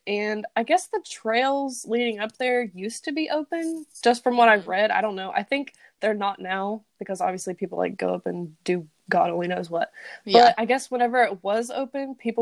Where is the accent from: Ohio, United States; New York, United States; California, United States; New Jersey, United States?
Ohio, United States; I'm from Ohio